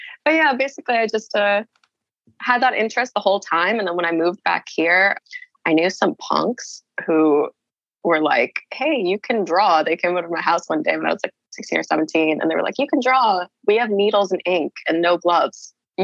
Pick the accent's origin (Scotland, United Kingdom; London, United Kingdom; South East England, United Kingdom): London, United Kingdom; born there; No, I was born in London.